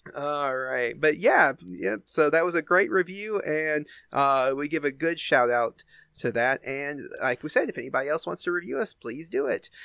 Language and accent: English; the South, Southern United States, United States; accent: Southern; I don't think I have a super strong Southern accent, but every once in a while, certain words, you know, will come through